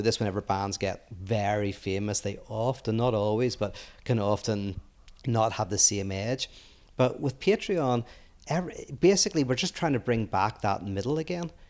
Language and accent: English; Northern Ireland, United Kingdom; moved away as an adult; also born or lived in Belfast; now in United States; I grew up in Northern Ireland where it was very cheap to live